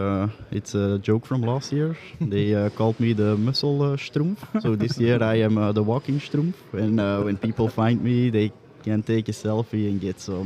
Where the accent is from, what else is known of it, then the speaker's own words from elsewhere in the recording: Belgium; I'm also from Belgium.